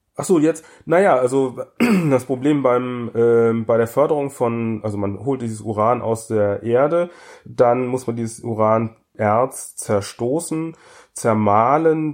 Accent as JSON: {"language": "German", "region": "North Rhine-Westphalia", "country": "Germany", "tie": "born or raised there", "said": "bin ich in der Schule groß geworden im Rheinland"}